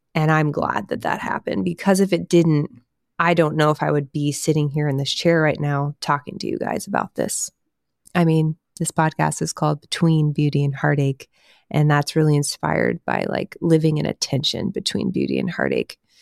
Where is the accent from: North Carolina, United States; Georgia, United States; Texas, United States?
Texas, United States; Houston; I grew up in Houston, Texas area.